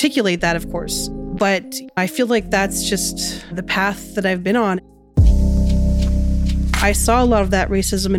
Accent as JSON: {"language": "English", "town": "Winnipeg", "region": "Manitoba", "country": "Canada", "tie": "born or raised there", "moved": "yes", "lives_now": "Iowa, United States", "said": "growing up in Winnipeg"}